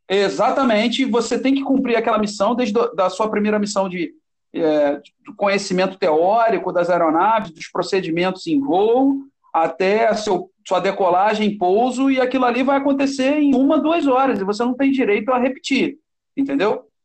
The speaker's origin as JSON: {"language": "Portuguese", "town": "Nova Iguaçu", "region": "Rio de Janeiro", "country": "Brazil", "tie": "born or raised there", "said": "Eu, quando era garoto, né, meu pai é do Corpo de Bombeiros, e aí nós somos de Nova Iguaçu, aqui da Baixada Fluminense, no Rio"}